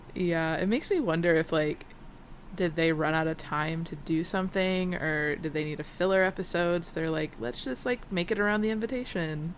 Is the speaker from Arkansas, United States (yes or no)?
no; Michigan, United States; moved away as an adult; now in Florida, United States; I'm from Michigan, where hurricanes weren't a thing